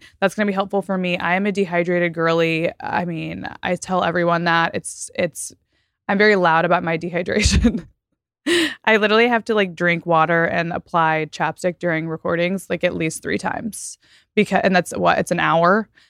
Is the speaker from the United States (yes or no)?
yes; Texas, United States; also born or lived in Florida; now in Los Angeles, United States; I'm from Texas and Florida. So it kind of tracks that way.